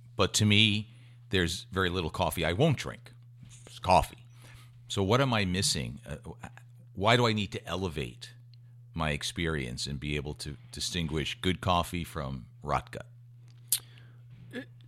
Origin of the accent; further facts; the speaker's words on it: Westfield, United States; my hometown, Westfield